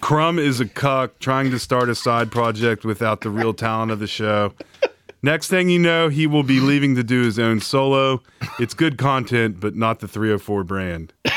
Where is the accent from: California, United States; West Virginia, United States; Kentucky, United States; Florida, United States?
West Virginia, United States; Morgantown; I grew up on Route seventy-three, leaving Morgantown the road that had two titty bars